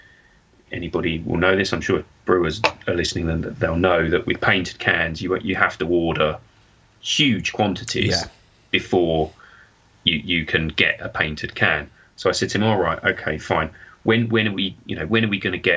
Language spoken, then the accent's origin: English; Suffolk, East of England, United Kingdom; I'm from Suffolk